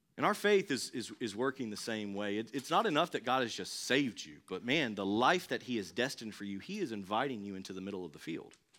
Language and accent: English; Thomasville, North Carolina, United States; I'm from Thomasville